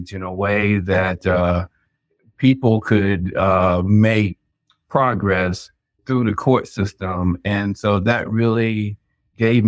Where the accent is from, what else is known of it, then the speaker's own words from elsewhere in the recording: Chapel Hill, North Carolina, United States; I'm originally from Chapel Hill in North Carolina, and I grew up, both of my parents worked for UNC